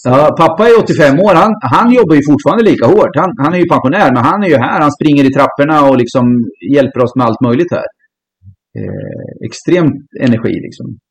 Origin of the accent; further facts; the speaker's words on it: Finspång, Östergötland, Sweden; also born or lived in Norrköping; Jag växte upp i Finspång med två arbetande eh, föräldrar